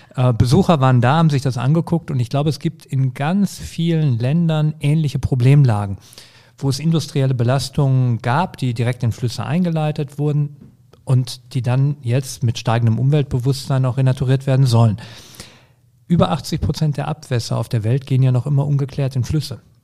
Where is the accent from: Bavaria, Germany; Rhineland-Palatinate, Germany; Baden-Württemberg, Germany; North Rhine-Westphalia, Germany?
North Rhine-Westphalia, Germany; Herten; also born or lived in Essen; Herten ist meine Heimatstadt. Da bin ich groß geworden.